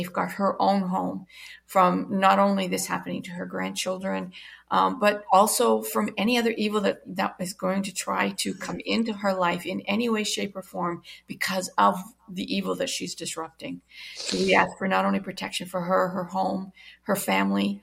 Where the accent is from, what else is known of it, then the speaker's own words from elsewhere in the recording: Canada; I am Canadian